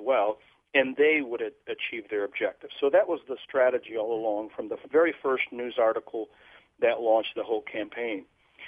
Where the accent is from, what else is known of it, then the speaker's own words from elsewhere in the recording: Portugal; moved away as an adult; also born or lived in Vermont; now in United States; I'm from Europe. I was born and raised in Portugal